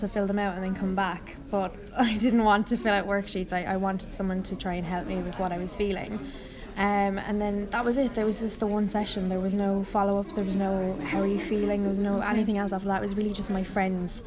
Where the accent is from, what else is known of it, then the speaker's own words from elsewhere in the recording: Ireland; I'm 17, I'm from Ireland.